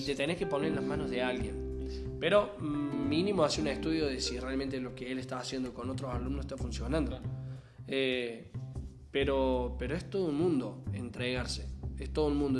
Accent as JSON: {"language": "Spanish", "town": "Alta Gracia", "region": "Córdoba", "country": "Argentina", "said": "nosotros somos de Argentina, más precisamente de Córdoba, Altagracia"}